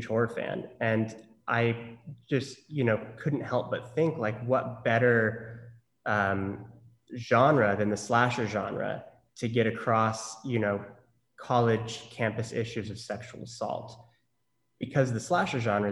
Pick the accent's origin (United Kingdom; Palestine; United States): United States; Norman, Oklahoma; moved away as an adult; also born or lived in Los Angeles, California; I grew up in Norman, Oklahoma, which is home of the Sooners